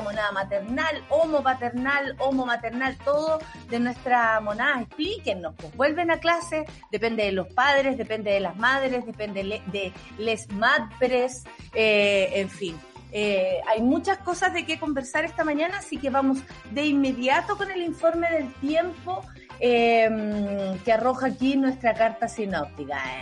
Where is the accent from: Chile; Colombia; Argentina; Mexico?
Chile; Santiago, Santiago Metropolitan Region; yo soy súper santiaguina